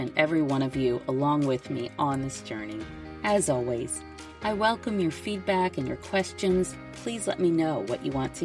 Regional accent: United States; moved away as an adult; also born or lived in Shanghai, China; I'm also an American woman who became a mother while living in Shanghai.

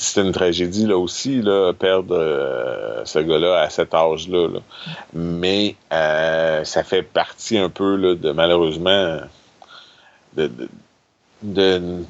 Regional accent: Quebec, Canada; en tant que Québécois

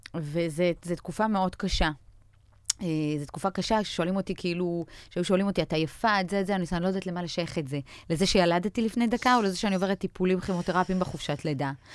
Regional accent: Israel; also born or lived in Belarus; עלינו מבלארוס בשנת 89 לארץ, אז חוויתי את כל קשיי הקליטה והעלייה האפשריים

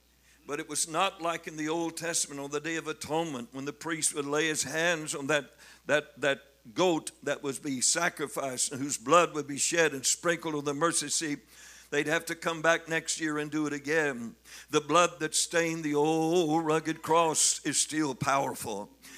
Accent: Missouri, United States; Anyway, I'm from Missouri.

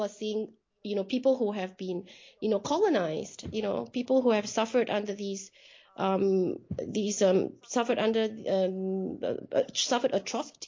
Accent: Singapore; moved away; I was born in Singapore and I lived in Singapore for a good part of my life.

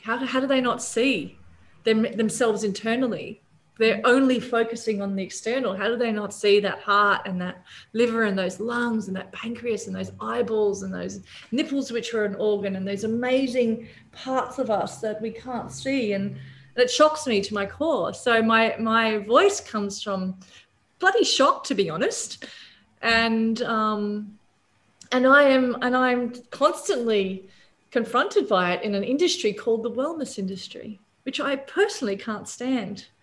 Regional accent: Papua New Guinea; also born or lived in Australia; now in Bali, Indonesia; growing up in Papua New Guinea

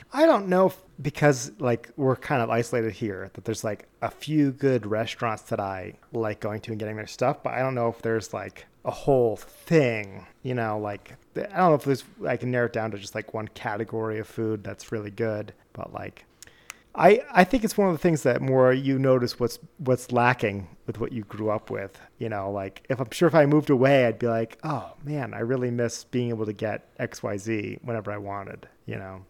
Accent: near Boston and New York, Rhode Island, New England, United States; now in US West; us growing up near Boston and New York

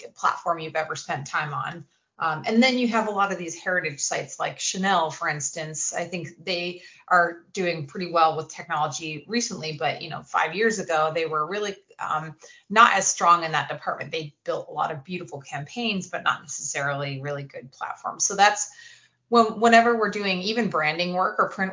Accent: Kennebunkport, Maine, United States; I'm from Kennebunkport, Maine

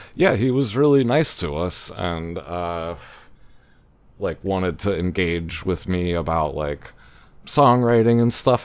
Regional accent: Baltimore, Maryland, United States; moved away; I grew up in Baltimore

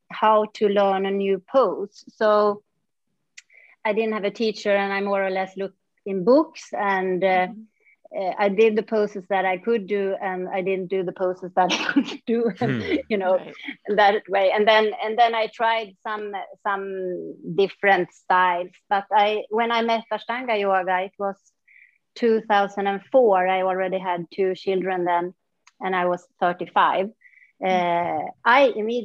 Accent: north part of Sweden, northern Sweden, Sweden; moved away as an adult; also born or lived in Stockholm, Sweden; now in Mysore, India; I moved away from my small town where I grew up, and then I came back 14 years later when I was a mom.

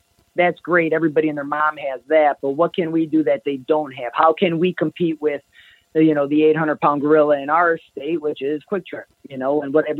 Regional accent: Kenosha, Wisconsin, United States; I'm going to buy a t-shirt because I'm from Kenosha and I love Lou Perini's, or because my city is represented.

